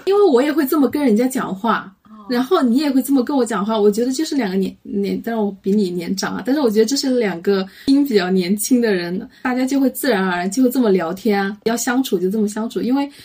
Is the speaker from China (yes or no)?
yes; Hubei, China; 我们湖北人